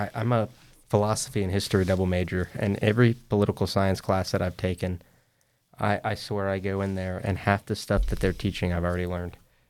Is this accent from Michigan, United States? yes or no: no; Fayetteville, North Carolina, United States; that's where I'm from, Cumberland County